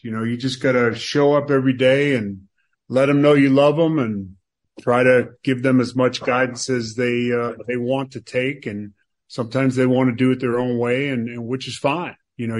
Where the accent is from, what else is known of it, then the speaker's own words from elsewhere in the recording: Boston, Massachusetts, United States; I grew up in Charlestown, Massachusetts, right in the city of Boston.